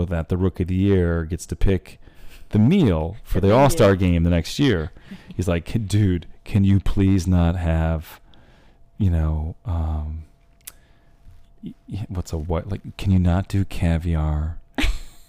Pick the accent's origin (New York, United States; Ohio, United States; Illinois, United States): New York, United States; Central; I played 1 year at Syracuse because I grew up in Central New York